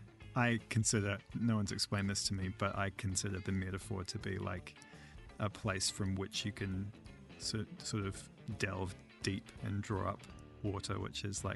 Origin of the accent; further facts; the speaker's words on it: New Zealand; moved away as an adult; now in Boston, United States; I'm from New Zealand.